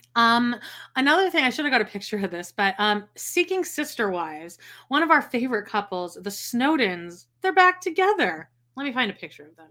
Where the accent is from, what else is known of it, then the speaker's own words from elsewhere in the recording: Canada; I'm Canadian